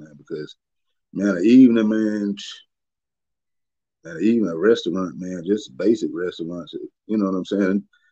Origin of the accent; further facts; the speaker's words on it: Atlanta, Georgia, United States; when I was growing up in Atlanta